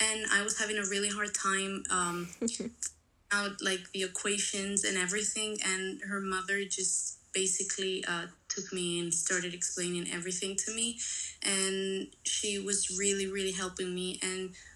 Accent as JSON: {"language": "English", "country": "Spain", "said": "I'm from Spain"}